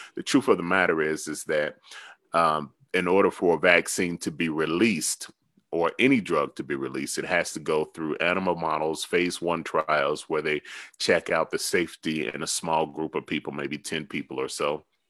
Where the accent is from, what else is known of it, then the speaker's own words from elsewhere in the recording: the South, United States; I'm from the South.